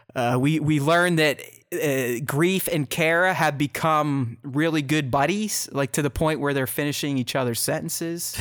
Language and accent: English; Pittsburgh, Pennsylvania, United States; one of my very good buddies, we grew up together in Pittsburgh